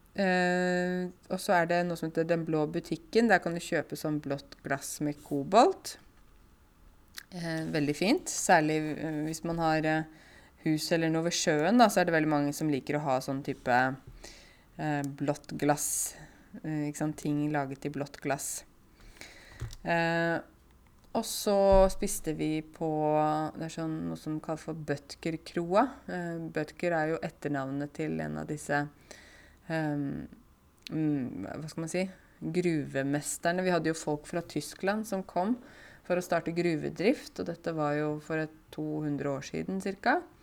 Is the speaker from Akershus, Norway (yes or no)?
no; Buskerud, Norway; jeg kommer fra Buskerud, men nå er det plutselig ikke Buskerud finnes ikke lenger. Nå kommer jeg fra Viken.